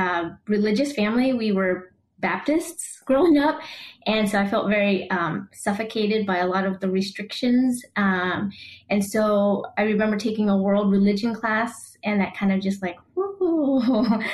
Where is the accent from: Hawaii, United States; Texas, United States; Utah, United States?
Texas, United States; Houston; moved away as an adult; also born or lived in Saigon, Vietnam / San Antonio, Texas / Knoxville, Tennessee / Cedar Rapids, Iowa; now in Oceanside, United States; And I grew up in Texas and lived there until 2004. When I left for my first job in teaching, and then made my way to Oceanside, California in 2007. So my heart is somewhat still in Texas